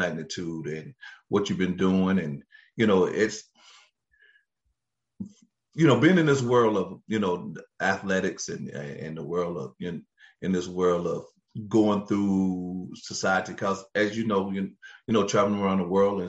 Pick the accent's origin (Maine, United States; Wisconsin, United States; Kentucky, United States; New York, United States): Kentucky, United States; now in Cleveland, Tennessee, United States; I'm from Kentucky. I'm a coal miner's son